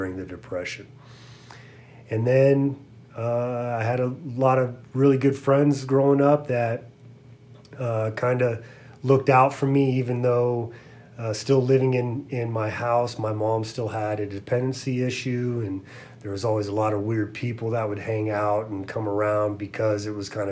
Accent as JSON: {"language": "English", "town": "Santa Rosa", "region": "California", "country": "United States", "tie": "born or raised there", "said": "I grew up in Santa Rosa, California"}